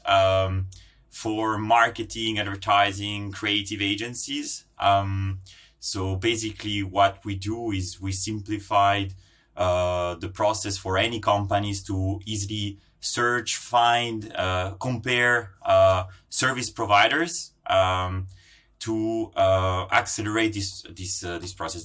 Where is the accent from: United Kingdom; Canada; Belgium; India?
Belgium; Brussels, Brussels-Capital Region; also born or lived in Italy; I'm Italian Finnish. Um, I born in Italy, grown up in Brussels, uh, which is home today